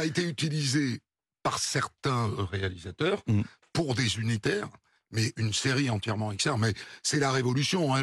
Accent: Bayonne, Nouvelle-Aquitaine, France; j'ai grandi au Pays Basque, à Bayonne

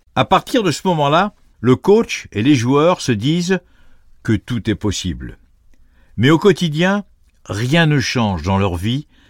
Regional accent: Calais, Hauts-de-France, France; je suis né à Calais

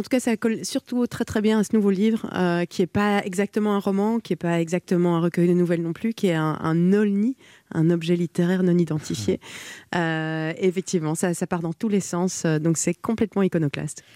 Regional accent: Belgium; je suis belge

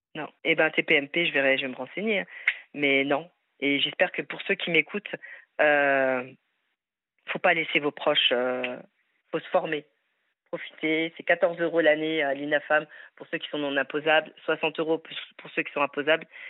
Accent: France; Je suis française, fière de l'être, avec des origines maghrébines.

